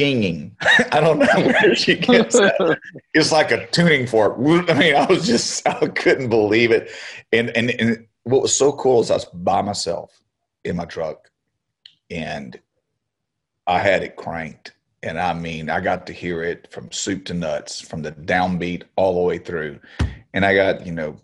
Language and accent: English; Beaumont, Texas, United States; I was back in Beaumont, my hometown